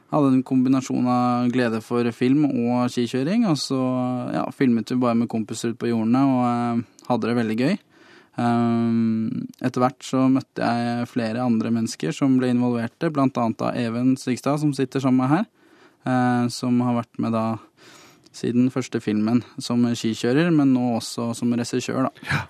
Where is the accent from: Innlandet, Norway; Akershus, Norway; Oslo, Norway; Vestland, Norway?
Akershus, Norway; Lørenskog; hjemme i Lørenskog, på jordene utafor eh, barndomshjemmet mitt.